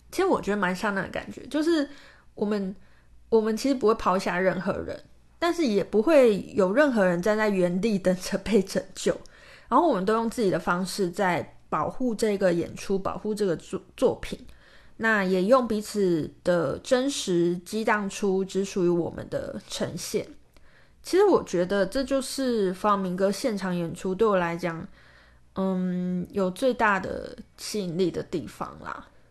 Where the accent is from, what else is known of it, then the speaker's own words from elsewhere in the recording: Kaohsiung, Taiwan; now in Taipei, Taiwan; 我就是高雄人啊